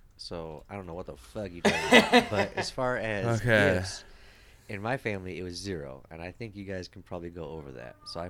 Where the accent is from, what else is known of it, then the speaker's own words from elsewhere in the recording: Ireland; like you, I am also Irish.